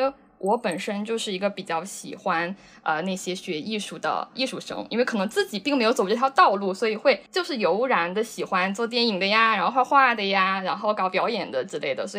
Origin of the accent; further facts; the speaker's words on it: Henan, China; now in Shenzhen, China; 哦，我是河南的。